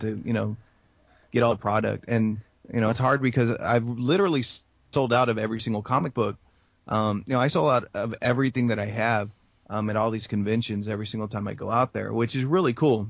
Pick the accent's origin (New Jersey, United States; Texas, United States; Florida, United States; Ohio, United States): Texas, United States; San Antonio; San Antonio for me, it's funny because it's my hometown